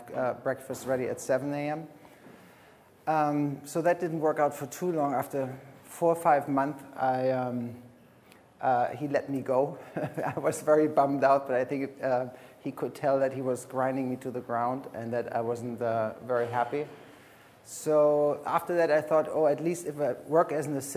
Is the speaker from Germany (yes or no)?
yes; Frankfurt, Hesse, Germany; moved away as an adult; also born or lived in Berlin; I'm born in Germany. I grew up in Frankfurt